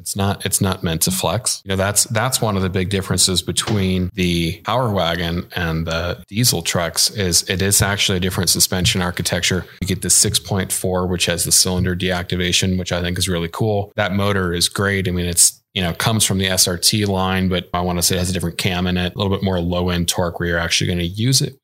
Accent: Midwest, United States; I'm from the Midwest.

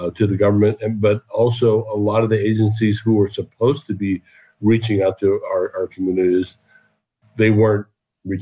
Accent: Southern California, United States; also born or lived in Ohio; we eventually moved to Southern California, where I grew up for the most part of my life

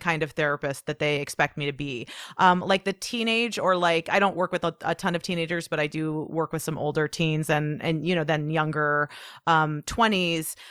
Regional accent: Portland, United States; my hometown, you know, of Portland

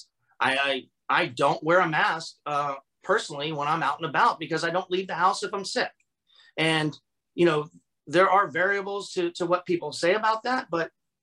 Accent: Florida, United States; I grew up here in Florida

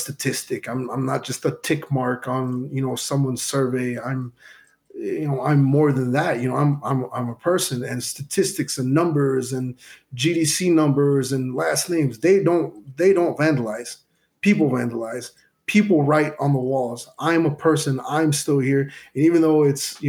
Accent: Chicago, Illinois, United States; growing up in Chicago

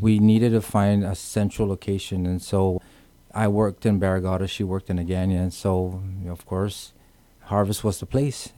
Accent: Guam; moved away; also born or lived in California; born and raised in Guam

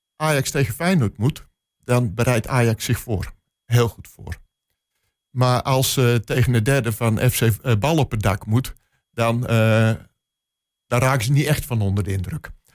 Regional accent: Netherlands; als Nederlander

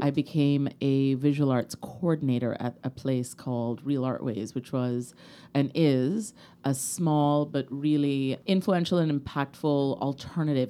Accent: Kingston, Jamaica; I grew up in Kingston, Jamaica

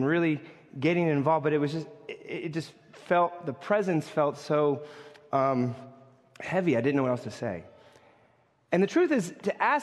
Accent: New York, United States; as a New Yorker

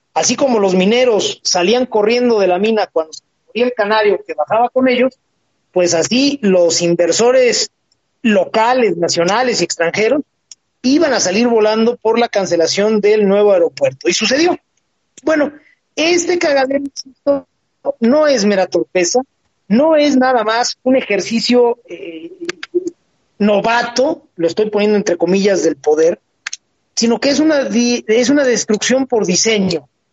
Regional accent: Mexico; como mexicanos

